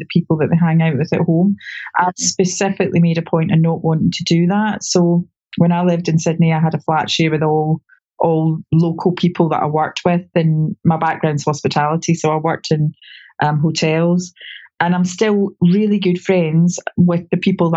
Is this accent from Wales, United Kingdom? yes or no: no; Scotland, United Kingdom; I'm Scottish